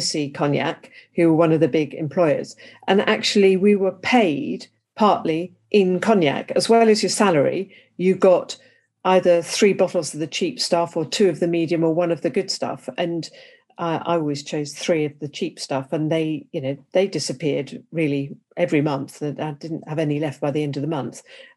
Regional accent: England, United Kingdom; accent: English; As you can tell by my accent, I'm English

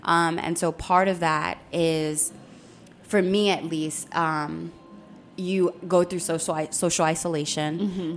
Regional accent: Philadelphia, Pennsylvania, United States; I was raised in North Philly

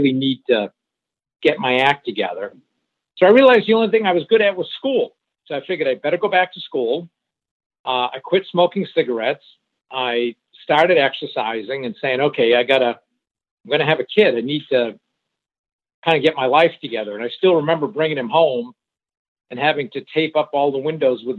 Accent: Suncook, New Hampshire, United States; first language French; English is a second language; I grew up in a small, think of it as a French-Canadian mill town, textile town in Suncook, New Hampshire, in a real French-Canadian enclave. In fact, I spoke French before I spoke English.

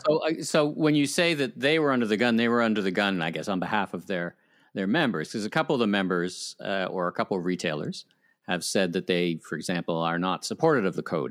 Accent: Ottawa, Ontario, Canada; moved away; the town that fun forgot my hometown ottawa

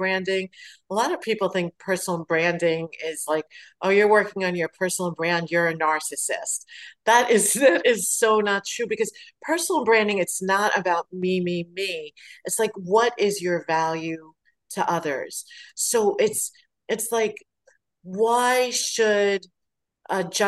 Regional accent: New York City, New York, United States; growing up in Brooklyn

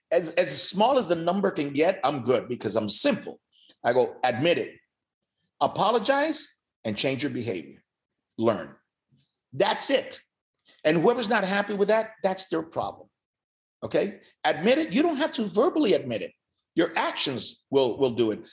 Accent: Miami, Florida, United States; also born or lived in Cuba / California; I grew up in Miami. I, I came from Cuba, spent two years in California. I arrived in Miami in 69

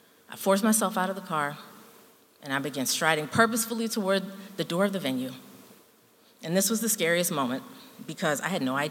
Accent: Baltimore, Maryland, United States; I'm from Baltimore

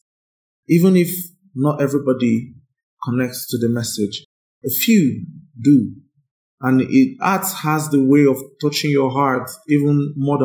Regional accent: Nigeria; I'm proud to be a Nigerian

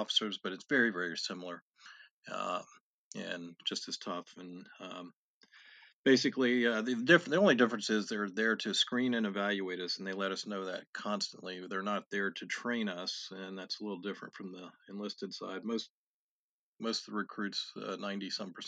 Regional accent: Virginia, United States; also born or lived in Tennessee; I went to college out of state, about 600 miles away in Tennessee, and I was in Virginia.

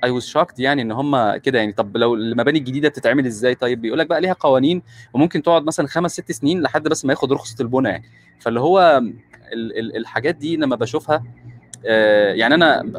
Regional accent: Egypt; احنا كمصريين فكره ذاكره المكان دي بتتمسح بالكباري

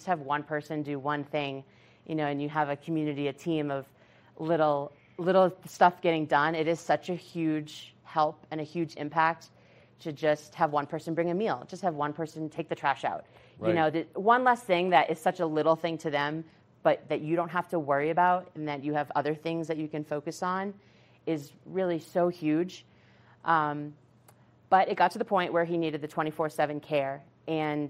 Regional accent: Massachusetts, United States; moved away; we're from Massachusetts. That's where my brother lived. And I live out here now

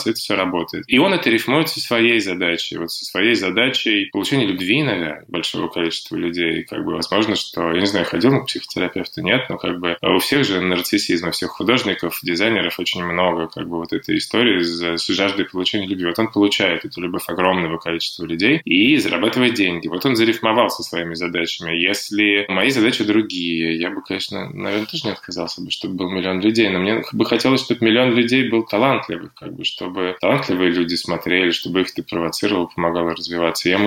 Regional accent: Sosnovy Bor, Leningrad Oblast, Russia; я родился в Сосновом

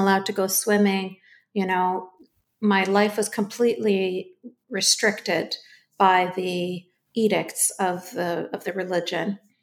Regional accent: Canada; I was born and raised in Canada.

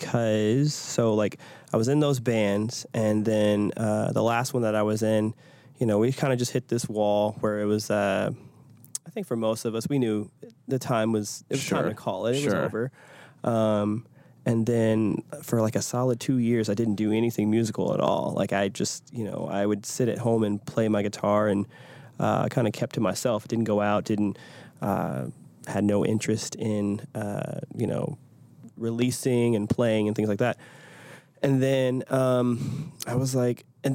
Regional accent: Detroit, Michigan, United States; now in Nashville, United States; I grew up in Detroit, so a lot of Motown

